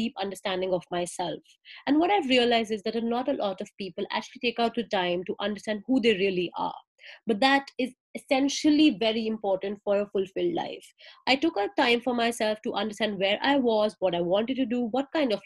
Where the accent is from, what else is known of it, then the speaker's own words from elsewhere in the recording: India; moved away as an adult; now in Melbourne, Australia; I'm from India and now I'm living in Melbourne, Australia